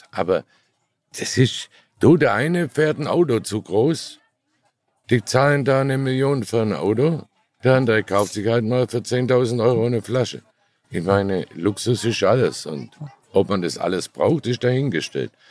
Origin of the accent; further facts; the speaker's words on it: Baden-Württemberg, Germany; Ich habe nie genug Geld. Ich bin Schwabe.